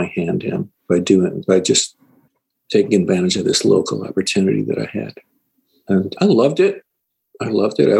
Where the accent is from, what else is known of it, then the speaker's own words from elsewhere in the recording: Syracuse, New York, United States; I grew up in Syracuse